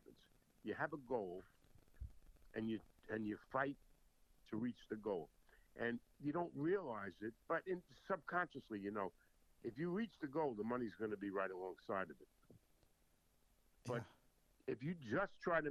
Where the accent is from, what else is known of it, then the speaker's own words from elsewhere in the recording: North Babylon, New York, United States; also born or lived in Jersey City, New Jersey; I was born in Jersey City. And in 1954, we moved, when I was 7, we moved out to Long Island.